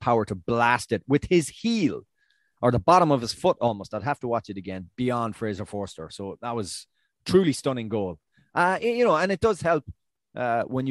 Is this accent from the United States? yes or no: no; Ireland; As an Irishman